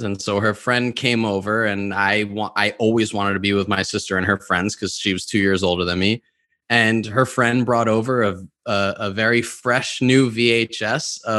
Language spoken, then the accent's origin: English; New York, United States; I grew up in New York where there are very little to no tornadoes